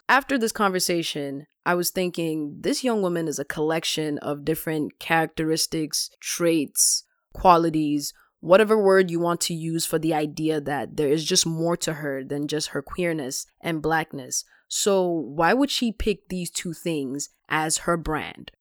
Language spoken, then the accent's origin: English; Ghana; moved away; I'm a Ghanaian born immigrant